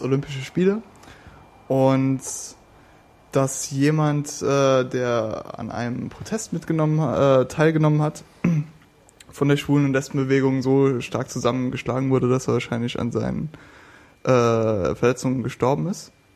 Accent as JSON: {"language": "German", "region": "West Germany", "country": "Germany", "said": "Ich komme aus dem Westen"}